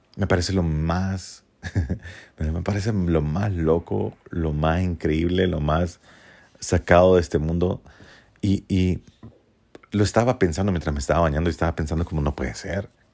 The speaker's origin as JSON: {"language": "Spanish", "country": "Honduras", "tie": "born or raised there"}